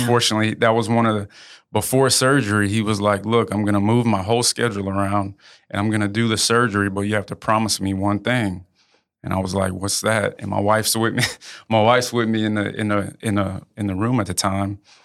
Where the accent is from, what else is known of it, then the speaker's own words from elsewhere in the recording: Houston, Texas, United States; moved away as an adult; also born or lived in New Orleans; now in Lafayette, United States; I grew up in Houston.